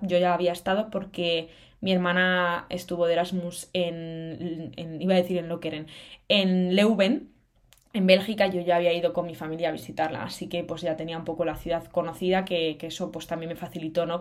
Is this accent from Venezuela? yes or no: no; Cantabria, Spain; moved away as an adult; also born or lived in Salamanca, Spain; now in Madrid, Spain; tengo 21 años y soy de Cantabria.